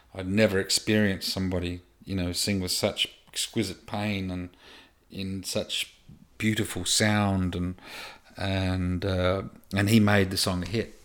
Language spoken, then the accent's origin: English; Australia; moved away as an adult; also born or lived in United States; growing up in Australia